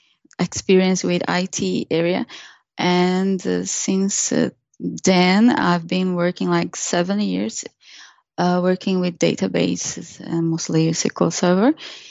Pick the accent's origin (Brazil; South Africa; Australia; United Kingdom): Brazil; moved away as an adult; When I was in Brazil, I was a DBA.